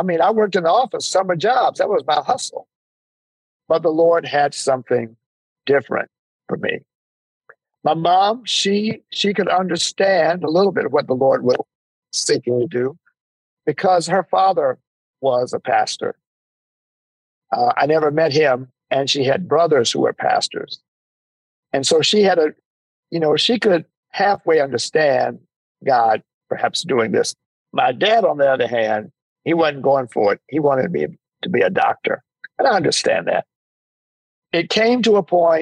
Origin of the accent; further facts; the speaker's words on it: Jackson, Mississippi, United States; also born or lived in Waterloo, Iowa / Washington, D.C.; I grew up in Jackson, Mississippi. I was born in Waterloo, Iowa, but I grew up in Jackson, Mississippi.